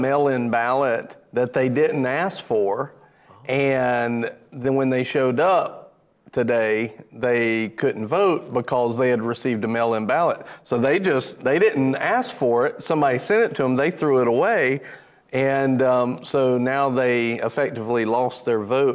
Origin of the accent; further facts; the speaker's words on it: United States; I'm American